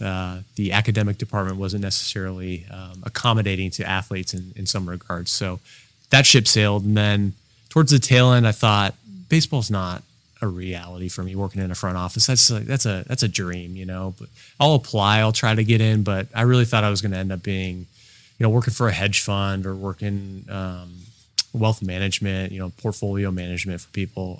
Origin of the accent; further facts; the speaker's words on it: Alameda, California, United States; I'm originally from Alameda. I was born there